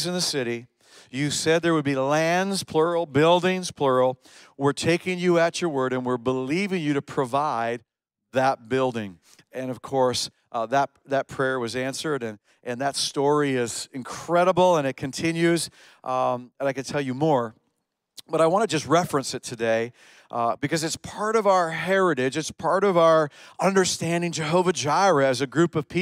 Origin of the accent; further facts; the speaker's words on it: Canada; also born or lived in upstate New York, United States; now in Cornwall, Canada; We're Canadian